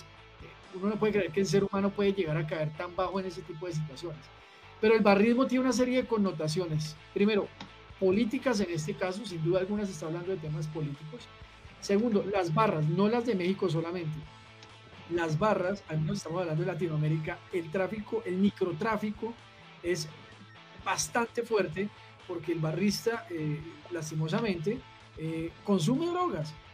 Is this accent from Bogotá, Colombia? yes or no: yes; Bogotá, Colombia; que soy nacido en Bogotá